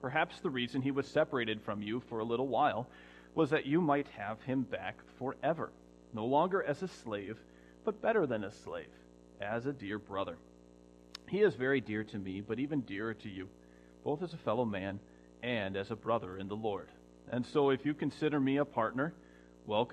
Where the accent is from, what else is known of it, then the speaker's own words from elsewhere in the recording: United States; I'm still American